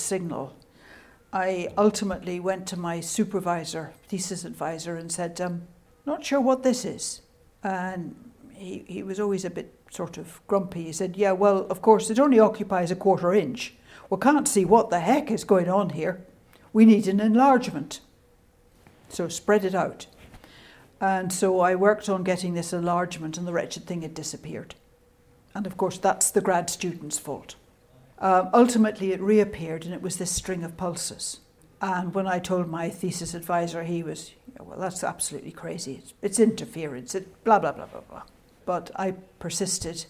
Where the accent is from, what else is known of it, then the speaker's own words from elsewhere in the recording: United Kingdom; accent: Scottish / Irish; moved away as an adult; My accent is Scottish / Irish. And until I went to do the PhD, I had lived in the north and west of the British Isles